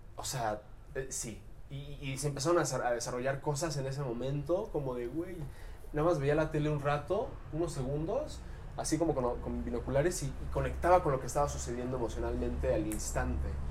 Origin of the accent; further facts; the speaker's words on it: Cancún, Quintana Roo, Mexico; en mi adolescencia, yo crecí en Cancún